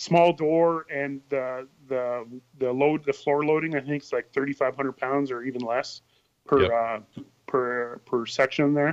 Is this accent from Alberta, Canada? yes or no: no; Hay River, Northwest Territories, Canada; growing up in Hay River